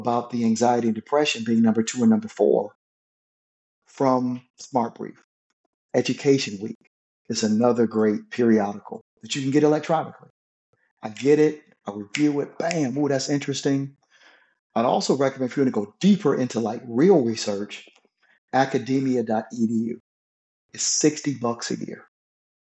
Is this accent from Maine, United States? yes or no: no; Flint, Michigan, United States; I grew up in Flint, Michigan